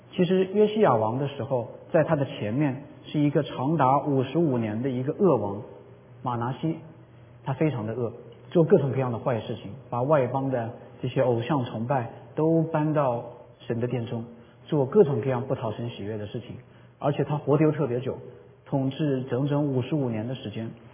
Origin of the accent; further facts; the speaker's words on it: Jingzhou, Hubei, China; now in United States; 我在我的老家湖北荆州，就是刘备关羽的那个荆州